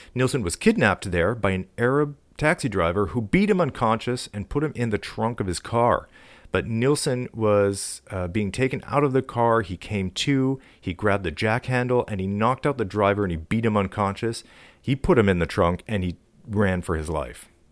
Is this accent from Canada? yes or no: yes; Canada; I'm from Canada.